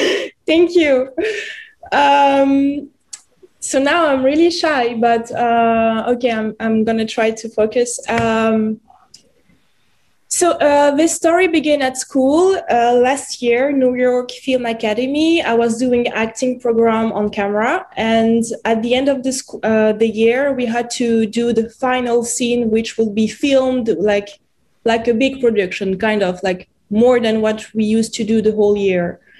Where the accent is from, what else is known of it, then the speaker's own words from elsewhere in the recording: France; accent: French; English is a second language; I would also play my own role with my French accent.